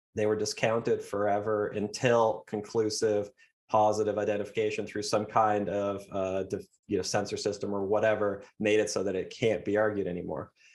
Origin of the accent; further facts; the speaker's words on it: Canada; I'm Canadian